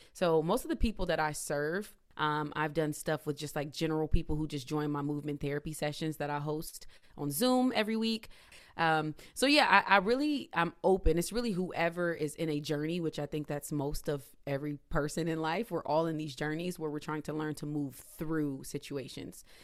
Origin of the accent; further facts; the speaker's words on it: Indiana, United States; moved away as an adult; now in Philadelphia, United States; I'm from Indiana, moved to Philadelphia in two thousand fourteen because I wanted that change.